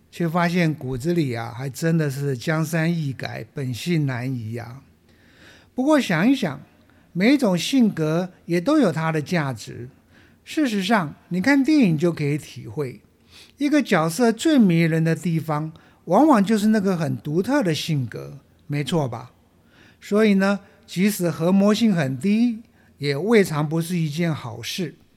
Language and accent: Chinese; Taiwan; 我们台湾人很有爱心